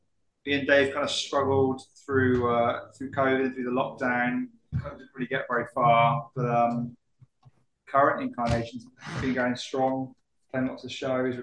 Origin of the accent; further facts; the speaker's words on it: Wales, United Kingdom; I'm from Wales, which for those of you that might not know is sort of to the west of England. It's kind of a small country, but it's part of the United Kingdom. But it's quite mountainous.